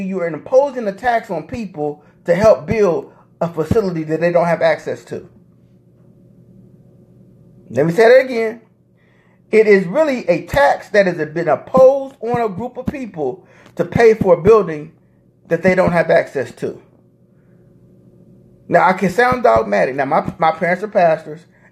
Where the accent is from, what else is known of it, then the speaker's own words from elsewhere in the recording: Indianapolis, Indiana, United States; I'm from Indianapolis